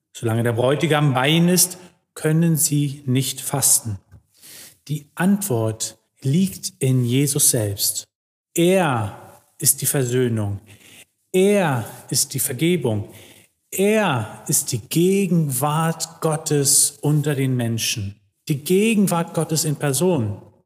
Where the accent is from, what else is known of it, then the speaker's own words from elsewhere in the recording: Germany; wir als Deutsche